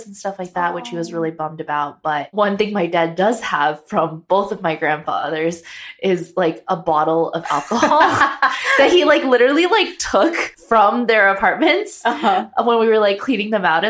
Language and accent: English; Arcadia area, California, United States; growing up in 66